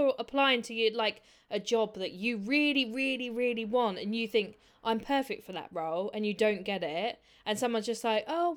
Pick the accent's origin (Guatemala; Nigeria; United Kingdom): United Kingdom; as British people